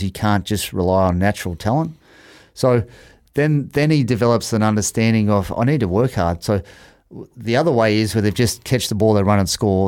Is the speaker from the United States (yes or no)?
no; Australia; now in Auckland, New Zealand; I was fifty-five kilos playing first fifteen in Australia